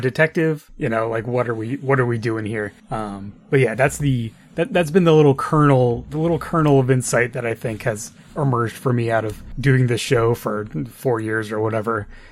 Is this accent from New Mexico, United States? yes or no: yes; New Mexico, United States; when I first started driving in New Mexico, you know, as a teenager